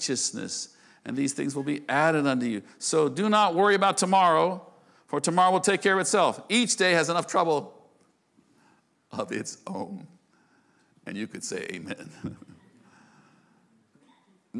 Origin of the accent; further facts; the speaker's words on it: United States; I'm an American